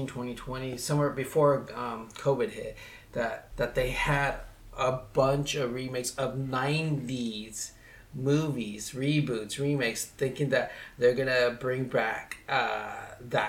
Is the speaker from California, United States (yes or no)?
yes; Oxnard, California, United States; I'm from Oxnard, California.